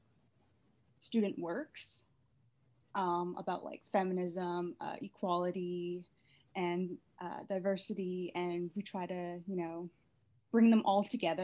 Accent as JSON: {"language": "English", "region": "New Brunswick", "country": "Canada", "moved": "yes", "lives_now": "Vancouver, Canada", "said": "I'm originally from New Brunswick, but I currently live in Vancouver"}